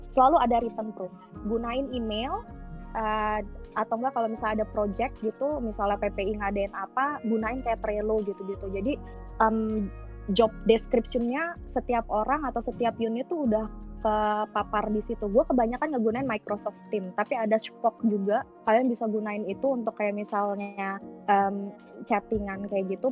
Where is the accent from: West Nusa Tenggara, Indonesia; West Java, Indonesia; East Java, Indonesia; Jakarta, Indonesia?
Jakarta, Indonesia; moved away; Gue sebenarnya orang Batak. Gue Batak tulen 100% nyokap bokap. Tapi gue gue karena udah lahir dan besar di Jakarta